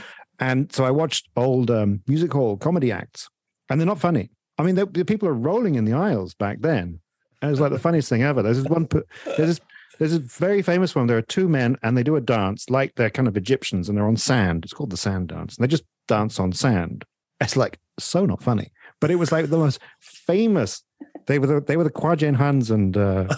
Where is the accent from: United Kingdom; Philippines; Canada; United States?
United Kingdom; I'm not from Northern Ireland. I grew up in Britain, sure.